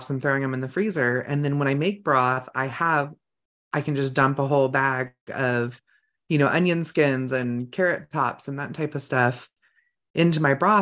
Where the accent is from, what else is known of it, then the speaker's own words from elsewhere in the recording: California, United States; now in Idaho, United States; I grew up in California